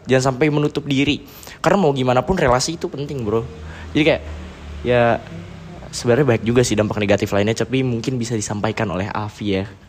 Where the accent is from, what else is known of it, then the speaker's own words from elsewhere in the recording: Bogor, West Java, Indonesia; also born or lived in Yogyakarta; gua, em, lahir di Jogja, tapi ya gua besar di Bogor